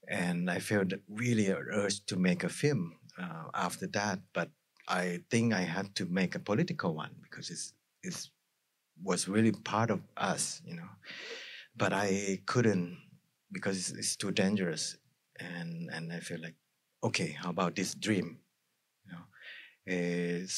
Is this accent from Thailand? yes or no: yes; Thailand